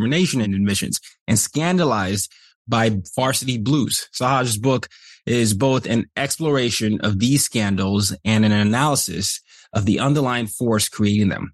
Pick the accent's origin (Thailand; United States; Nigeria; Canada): Nigeria; moved away; I'm from Nigeria.